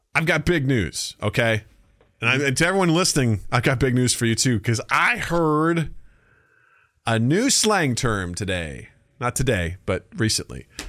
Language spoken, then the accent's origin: English; United States